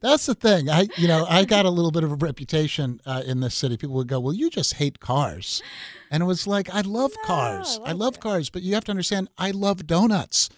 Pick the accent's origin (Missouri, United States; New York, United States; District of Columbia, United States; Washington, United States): New York, United States; Long Island; I grew up on Long Island, and so Garden City is a very nice suburb of New York City